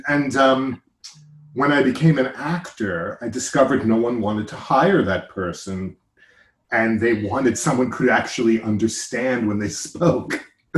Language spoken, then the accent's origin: English; Long Island, New York, United States; accent: bridge and tunnel accent; I grew up on Long Island, what we would say Long Island, the way I used to speak.